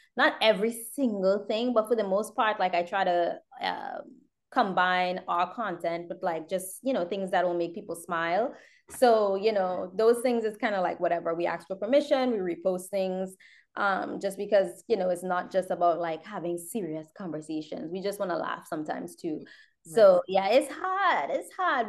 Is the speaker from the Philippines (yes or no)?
no; Trinidad & Tobago; now in United States; I grew up in Trinidad. I was born here. I grew up in Trinidad.